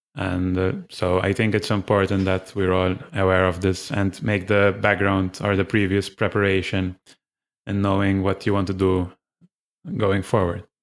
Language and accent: English; Malta; I'm from Malta.